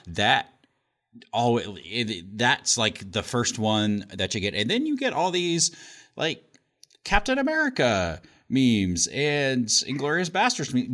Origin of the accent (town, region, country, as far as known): Indiana, United States; born or raised there